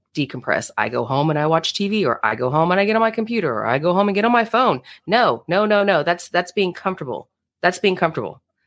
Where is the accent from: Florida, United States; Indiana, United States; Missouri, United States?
Florida, United States; now in Fort Leonard Wood, United States; I'm from Florida, I'm from the beach, you know, water, swimming, all the things. Grew up water baby.